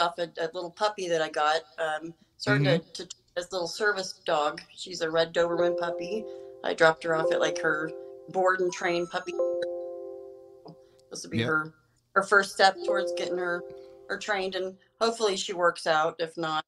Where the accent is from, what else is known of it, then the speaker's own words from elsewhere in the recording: Twin Falls, Idaho, United States; moved away as an adult; now in Denver, United States; I'm from Twin Falls, Idaho. Well, more in the rural county or in Buell, Idaho. It's a little town off of Twin Falls, but they're in southern Idaho